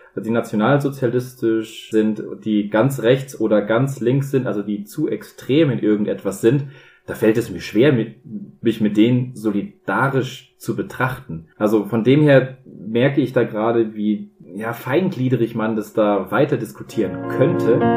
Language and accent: German; Bavaria, Germany; ich bin ja ein Bayer